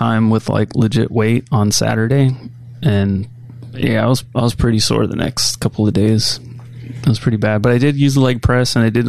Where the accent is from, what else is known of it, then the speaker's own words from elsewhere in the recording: Woodland, California, United States; So I grew up in Woodland.